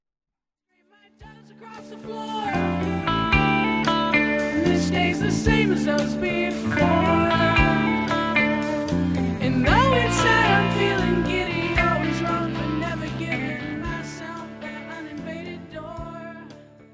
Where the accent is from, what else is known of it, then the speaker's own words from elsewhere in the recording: Pennsylvania, United States; moved away; my hometown, real small town in Pennsylvania.